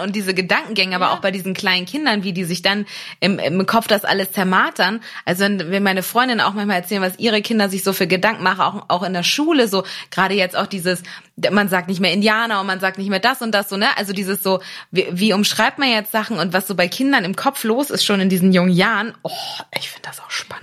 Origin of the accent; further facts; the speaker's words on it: Germany; aus der Nähe von Hamburg